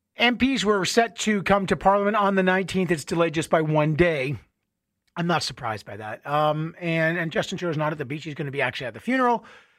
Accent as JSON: {"language": "English", "region": "England", "country": "United Kingdom", "said": "I'm from England. I don't need a day off to work and appreciate the Queen's life and contribution."}